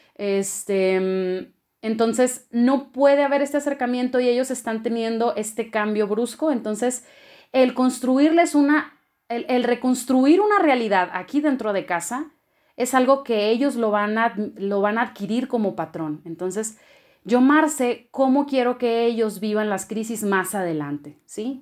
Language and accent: Spanish; Culiacán, Sinaloa, Mexico; moved away as an adult; now in Chihuahua, Mexico; Soy procedente de Culiacán, Sinaloa y hoy vivo en Chihuahua desde hace seis años.